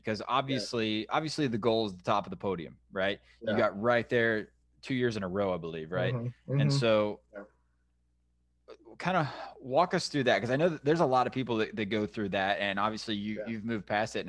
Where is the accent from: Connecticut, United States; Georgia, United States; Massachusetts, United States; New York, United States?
Georgia, United States; I grew up in Georgia